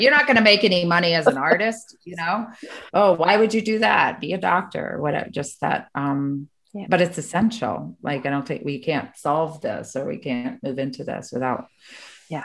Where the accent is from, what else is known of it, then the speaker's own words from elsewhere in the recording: Spartanburg, South Carolina, United States; I grew up in Spartanburg